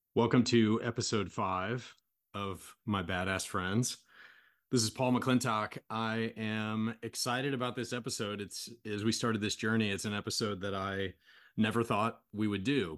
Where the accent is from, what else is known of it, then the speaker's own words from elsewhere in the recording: United States; I'm from kind of a small town in America